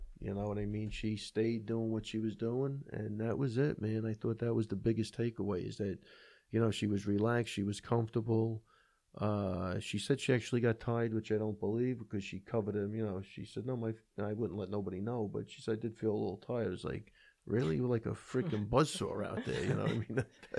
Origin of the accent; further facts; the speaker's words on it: Oklahoma City, Oklahoma, United States; Hey, where are you from? Tulsa? I said, no, I'm from Oklahoma City.